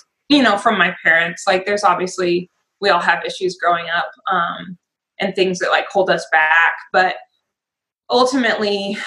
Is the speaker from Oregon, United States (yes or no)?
no; Spokane, Washington, United States; now in Vancouver, Washington, United States; from Spokane. So I grew up and graduated high school in Spokane